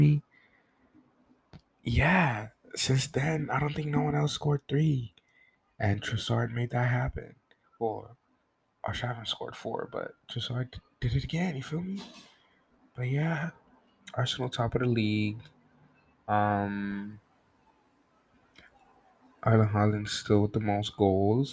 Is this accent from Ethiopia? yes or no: yes; Ethiopia; I am from Ethiopia